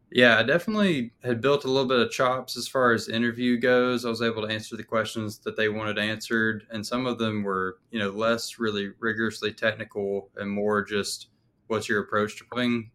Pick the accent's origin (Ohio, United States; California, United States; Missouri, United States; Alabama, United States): Alabama, United States; moved away as an adult; also born or lived in Texas; I'm from Alabama